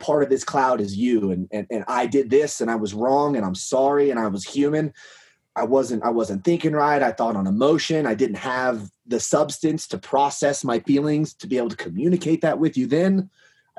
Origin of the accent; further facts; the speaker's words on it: Kansas, United States; now in Colorado, United States; I grew up in Kansas, so I'm used to quail and pheasant and cut corn